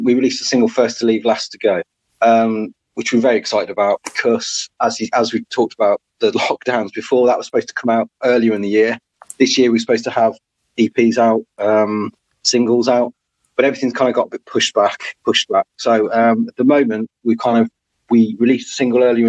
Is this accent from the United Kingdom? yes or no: yes; Wolverhampton, West Midlands, United Kingdom; I'm actually from Wolverhampton.